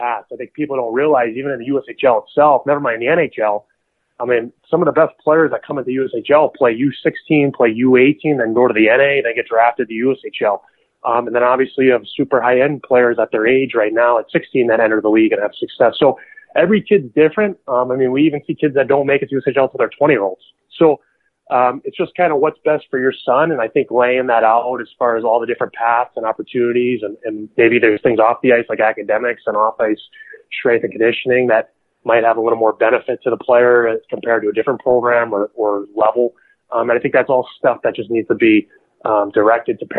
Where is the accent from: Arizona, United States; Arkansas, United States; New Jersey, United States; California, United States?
New Jersey, United States; I'm from New Jersey